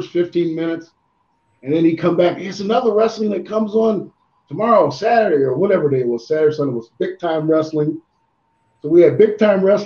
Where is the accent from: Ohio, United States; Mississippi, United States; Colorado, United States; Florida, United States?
Ohio, United States; moved away as an adult; also born or lived in Boston, Massachusetts; I was born in Boston, and as a younger, we moved to Ohio